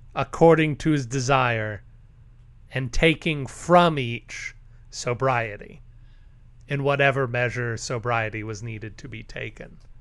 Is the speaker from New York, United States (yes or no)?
no; Texas, United States; I'm from Texas